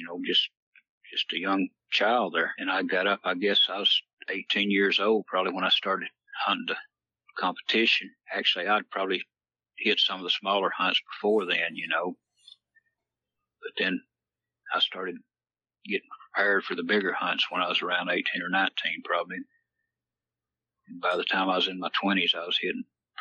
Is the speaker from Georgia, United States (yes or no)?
yes; Calhoun, Georgia, United States; I'm actually from North Georgia here. Calhoun's where I was raised